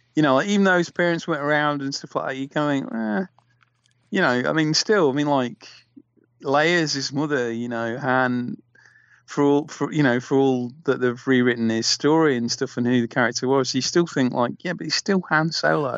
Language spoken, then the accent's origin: English; Nottingham, East Midlands, United Kingdom; I'm from Nottingham